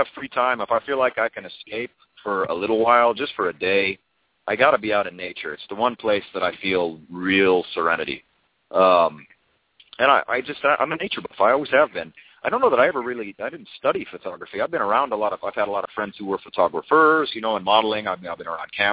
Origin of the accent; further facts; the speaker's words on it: Redondo Beach, California, United States; also born or lived in Torrance, California; I was born in Torrance, Southern California. I was raised in South Bay, kind of like Redondo Beach, Hermosa Beach area